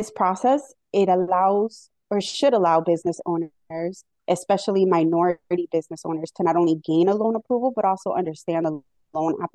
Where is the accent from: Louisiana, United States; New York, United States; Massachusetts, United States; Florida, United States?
Florida, United States; Miami; moved away as an adult; now in Hartford, United States; I actually moved to Connecticut about 17 years ago from Miami, Florida.